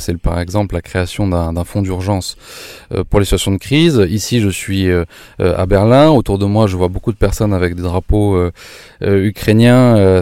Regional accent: France; now in Germany; nous en tant que Français de l'étranger

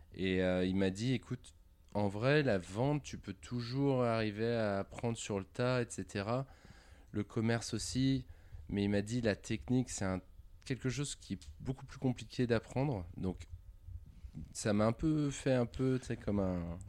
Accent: Tassin-la-Demi-Lune, Auvergne-Rhône-Alpes, France; also born or lived in Lyon; J'ai vécu euh, toute mon enfance à, à Tassin jusqu'à mes 18 ans.

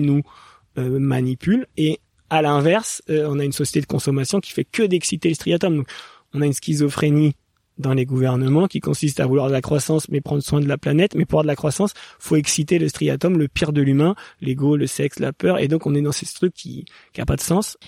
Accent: Paris suburbs, Île-de-France, France; j'ai grandi un peu plus en banlieue parisienne

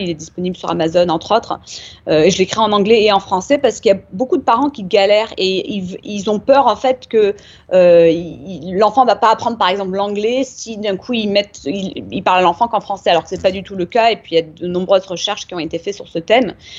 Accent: Nîmes, Occitania, France; also born or lived in Uchaud; now in San Diego, United States; je suis née à Nîmes. d'un papa américain

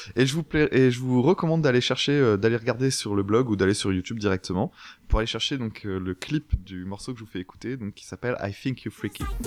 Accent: France

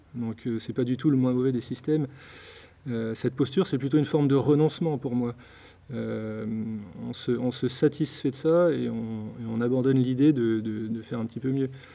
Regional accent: Blois, Centre-Val de Loire, France; also born or lived in Nantes / Lyon; now in Brittany, France; j'ai grandi à Blois, dans le Loir-et-Cher.

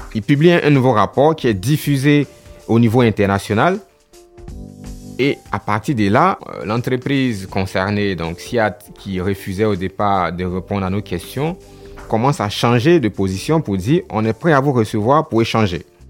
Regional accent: Côte d’Ivoire; Chez nous en Afrique et particulièrement en Côte d'Ivoire

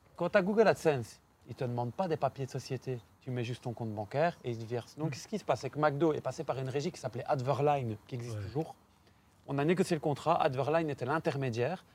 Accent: Belgium; je suis belge

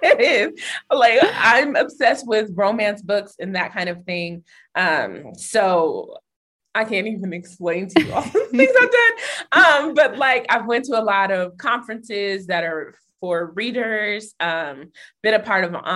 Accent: Denver, Colorado, United States; Growing up in Denver, the city, like where I live, in the main part of the city, was actually where Black people live

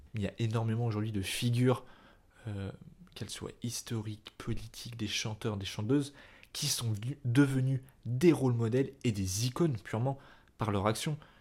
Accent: France; je reste un homme blanc français, enfin c'est-à-dire je suis né en France

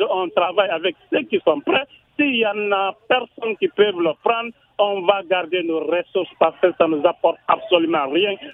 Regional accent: Kindia, Kindia Region, Guinea; ma région natale, Kindia

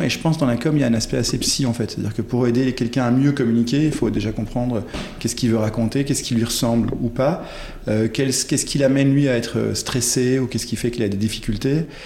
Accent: Ghent, Flanders, Belgium; first language French; je suis né en Belgique, euh, à Gand pour être euh, précis

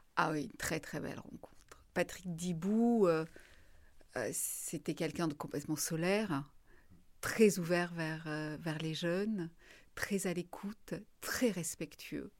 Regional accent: Marseille, Provence-Alpes-Côte d'Azur, France; moved away as an adult; also born or lived in Paris; quand on vient de Marseille

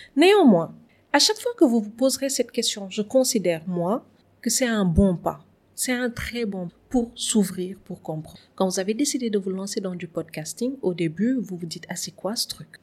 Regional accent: Saint-Louis, Senegal; moved away as an adult; now in Dakar, Senegal; je suis née et j'ai grandi à Saint-Louis où j'ai fait euh, toutes mes études. Et c'est après le bac que je suis venue à Dakar.

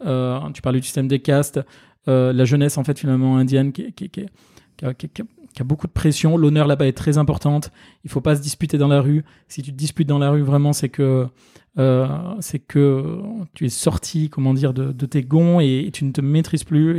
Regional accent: Ardèche, Auvergne-Rhône-Alpes, France; moved away as an adult; now in Paris, France; je suis originaire d'Ardèche

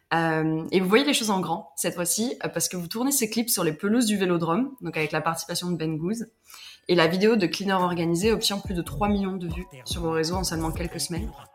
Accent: Marseille, Provence-Alpes-Côte d'Azur, France; je suis marseillaise

